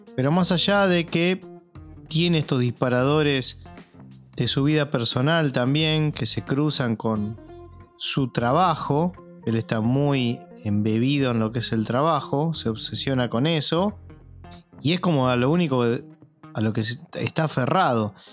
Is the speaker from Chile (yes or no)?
no; Argentina; acá en Argentina